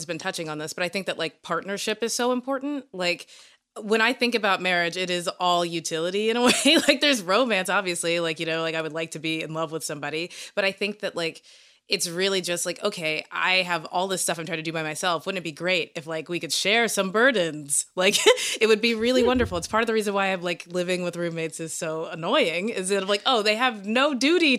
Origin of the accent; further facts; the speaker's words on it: Kentucky, United States; moved away; I'm from Kentucky